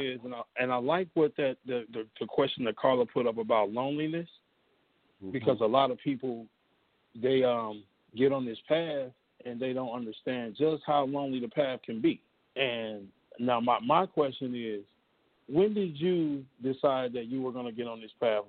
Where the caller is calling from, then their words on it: Washington metropolitan area, United States; also born or lived in Ohio; Hey, it's … calling from the DMV.